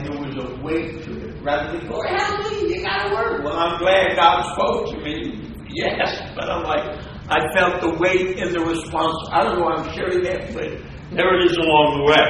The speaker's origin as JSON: {"language": "English", "region": "New Jersey", "country": "United States", "said": "I'm from New Jersey"}